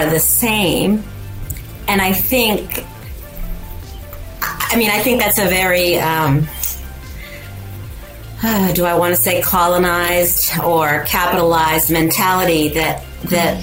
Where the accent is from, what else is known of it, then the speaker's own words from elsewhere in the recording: Massachusetts, United States; I grew up in sort of this amalgamation of immigrants in this town where I grew up in Massachusetts